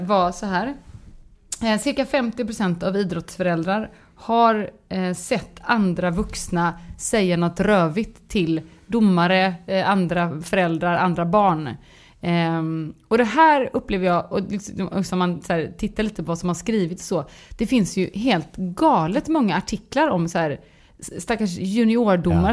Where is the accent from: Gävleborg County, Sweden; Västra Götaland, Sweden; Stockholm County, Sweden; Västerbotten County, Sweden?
Västra Götaland, Sweden; Gothenburg; jag är göteborgare